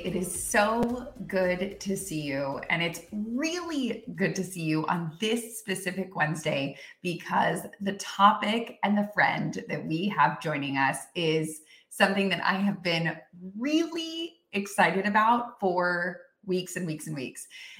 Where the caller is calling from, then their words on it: Austin, Texas, United States; I'm coming in from Austin, Texas.